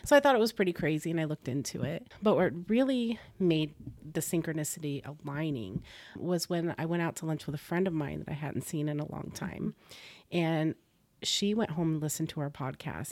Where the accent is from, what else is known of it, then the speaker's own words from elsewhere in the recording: Florida, United States; also born or lived in Boston, Massachusetts / New England; I grew up in Florida